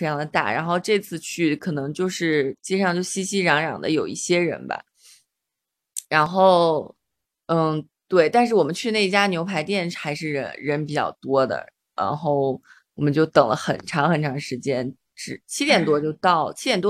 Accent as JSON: {"language": "Chinese", "town": "Xi'an", "region": "Shaanxi", "country": "China", "tie": "born or raised there", "said": "因为我其实作为一个在西安长大的人，我其实还挺少去回民街的，因为嗯，一直觉得它是一个游客比较聚集的地方。"}